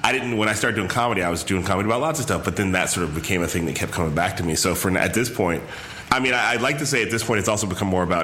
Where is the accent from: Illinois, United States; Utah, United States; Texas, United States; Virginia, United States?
Illinois, United States; Chicago; moved away as an adult; also born or lived in Palo Alto, California; now in Bay Area, United States; From Chicago.